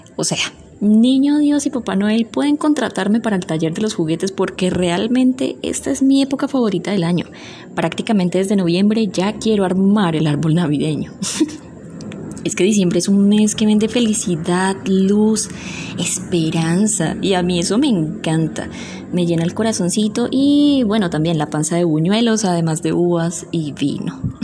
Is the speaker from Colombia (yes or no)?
yes; Colombia; Como buenos colombianos, bailamos